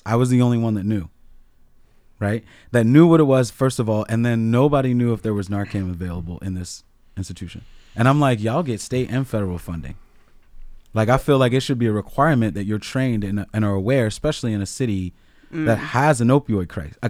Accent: Baltimore, Maryland, United States; also born or lived in Washington DC; now in Massachusetts, United States; I grew up in DC. I grew up in Baltimore in the 80s, okay, and the 90s. I don't care what y'all throwing at me here in Massachusetts.

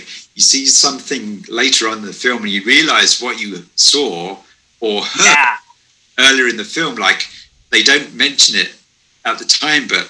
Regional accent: South East England, United Kingdom; moved away; also born or lived in Japan; the town I grew up in England had a hitchhiker

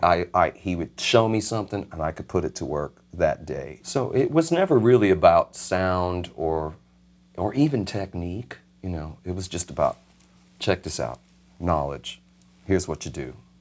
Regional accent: Miami, Florida, United States; I'm thirteen, and my dad says, "Hey, we're moving to Miami in two and a half weeks."

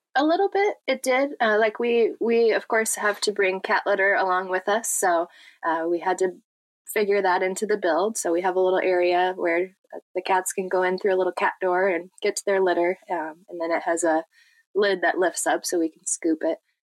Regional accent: Michigan, United States; we're from Michigan

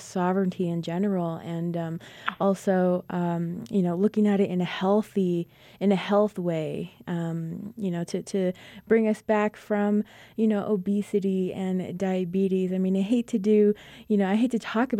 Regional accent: Crown Point, New Mexico, United States; I'm Navajo and I come from Crown Point, New Mexico on the Navajo Nation.

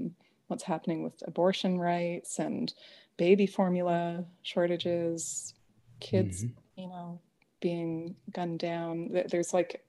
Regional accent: Canada; also born or lived in Nelson, British Columbia; I'm a Canadian

